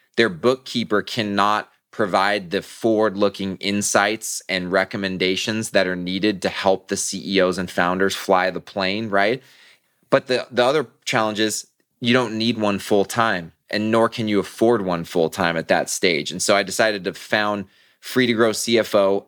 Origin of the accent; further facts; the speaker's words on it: Southern California, United States; I'm born and raised in Southern California